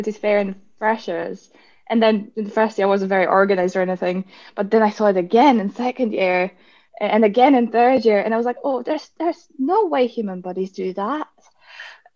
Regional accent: Poland; now in Edinburgh, United Kingdom; I'm from Poland

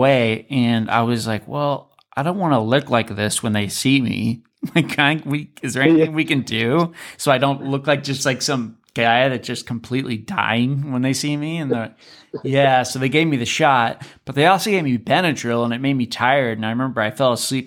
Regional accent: Alaska, United States; moved away; I'm from Alaska

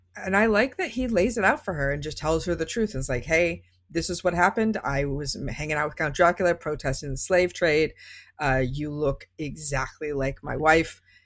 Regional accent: Las Vegas, Nevada, United States; I grew up in Las Vegas

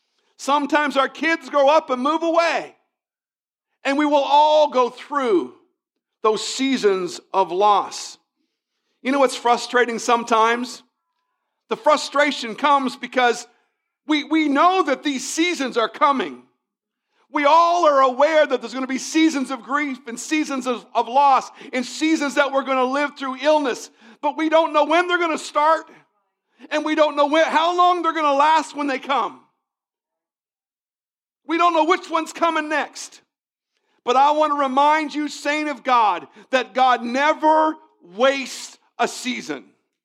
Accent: Virginia, United States; I came from Northern Virginia, and in Northern Virginia, spring starts one Monday and it ends the next

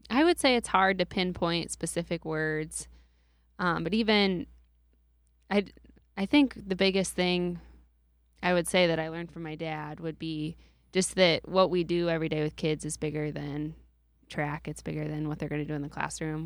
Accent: New Hartford, Iowa, United States; I grew up in New Hartford, and then I went to school in New Hartford

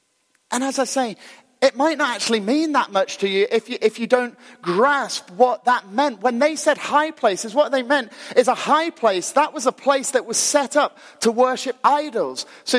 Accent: Glasgow, Scotland, United Kingdom; also born or lived in Ayr; So if you know, when we moved down to Ayr, we were incredibly cool because we moved from Glasgow.

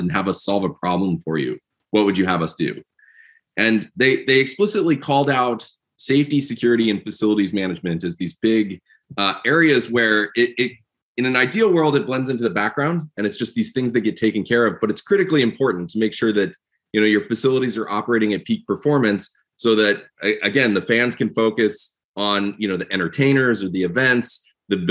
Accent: Midwest, United States; moved away as an adult; also born or lived in Georgia; I grew up out in the Midwest doing computer engineering, electronics, did my PhD at Georgia Tech

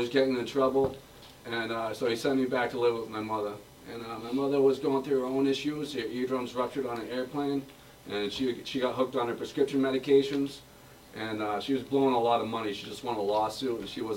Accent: Boston, Massachusetts, United States; also born or lived in Billerica, Massachusetts; I'm originally from Billerica, Massachusetts. My parents got divorced when I was like 6 years old, so my family moved to South Boston.

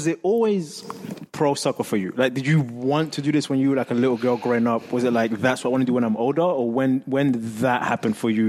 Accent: London, United Kingdom; now in Seattle, United States; I grew up in England, London.

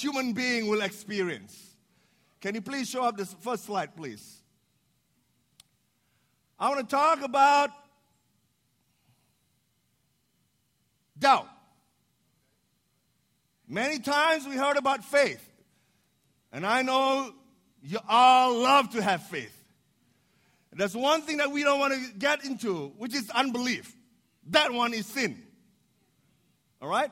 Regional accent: Indonesia; moved away as an adult; also born or lived in Chicago, United States; I was born in Indonesia, but I'm the minority because I was Chinese by descendant.

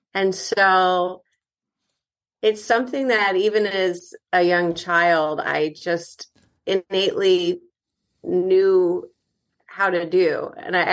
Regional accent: Connecticut, United States; moved away as an adult; also born or lived in Ithaca / New York City; now in Los Angeles, United States; I was born and raised in Connecticut

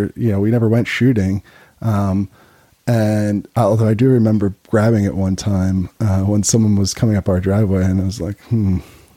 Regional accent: Chester County, near Philadelphia, Pennsylvania, United States; I grew up near Philly, but out in the in the suburbs

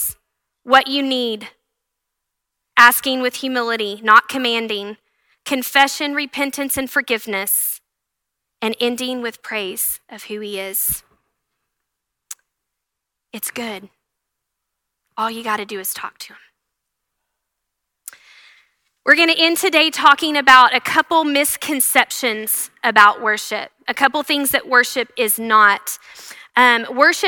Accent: Canyon and Happy, Texas, United States; also born or lived in The Woodlands, Texas / Abilene, Texas; We're both from Canyon and Happy, small towns, and we got moved to the Woodlands and then Abilene

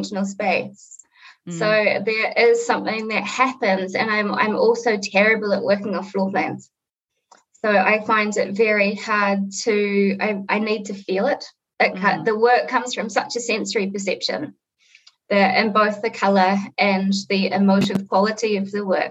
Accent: Auckland, New Zealand; It was just my mum and myself growing up in Northcote on the North Shore of Auckland

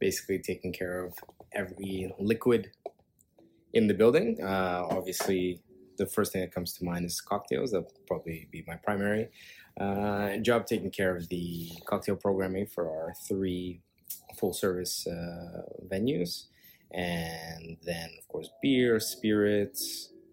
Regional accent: Montreal, Quebec, Canada; now in Toronto, Canada; I was raised in Montreal

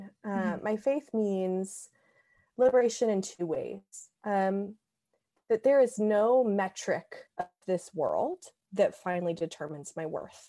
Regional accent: the South, United States; moved away as an adult; also born or lived in Western Massachusetts; I'm from the South. So I was 1,000 miles from home

